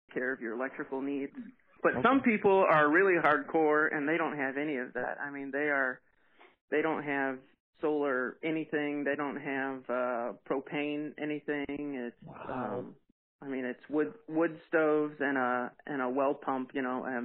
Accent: Wright City, Missouri, United States; also born or lived in Hermann, Missouri; I'm originally from Wright City, Missouri. It's about an hour west of St. Louis, and that's where we grew up

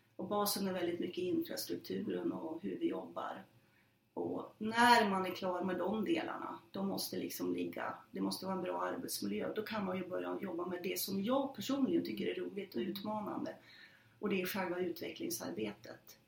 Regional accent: Norrland, Sweden; jag är en norrlänning

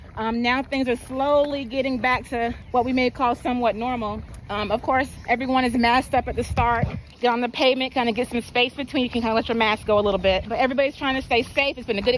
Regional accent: Jacksonville, Florida, United States; From Jacksonville, Florida.

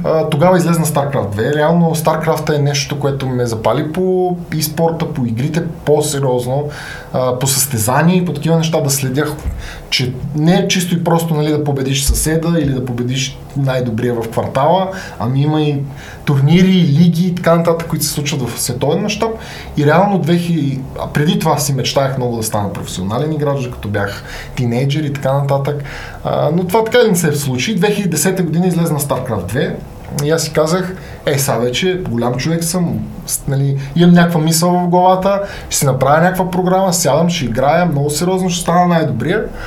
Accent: Sofia, Sofia City, Bulgaria; на 32 години съм от София

